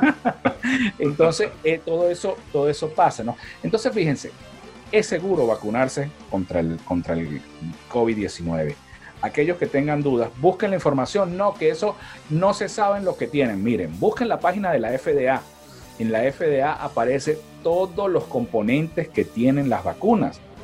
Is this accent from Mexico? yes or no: no; San Cristóbal, Táchira, Venezuela; now in Riverside, United States; de donde nosotros somos, de San Cristóbal